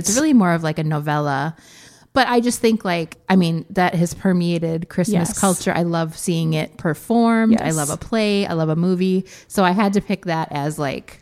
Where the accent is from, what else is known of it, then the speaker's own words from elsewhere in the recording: Midwest, United States; this Midwest childhood that looks so much like my own